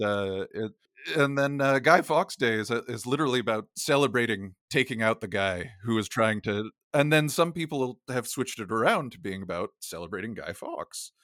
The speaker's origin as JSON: {"language": "English", "country": "United States", "accent": "American", "said": "I'm, I'm an American, we're speaking with American accents"}